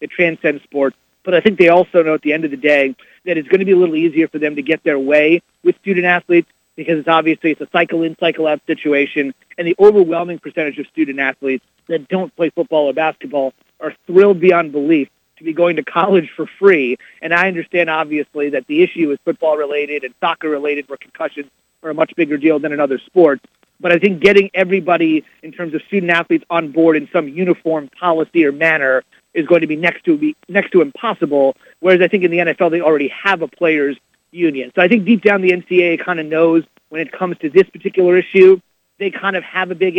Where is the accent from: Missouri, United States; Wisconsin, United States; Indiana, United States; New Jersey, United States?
New Jersey, United States; moved away as an adult; also born or lived in Iowa / Denver; growing up in New Jersey, now living here back in the Northeast